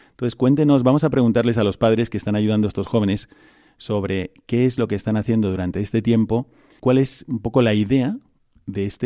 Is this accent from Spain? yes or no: yes; Ávila, Castile and León, Spain; also born or lived in Valladolid; Yo soy de, de Ávila.